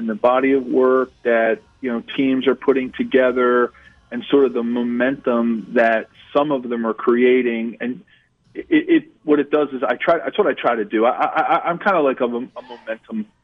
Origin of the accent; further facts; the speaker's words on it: Philadelphia, Pennsylvania, United States; I grew up in Philly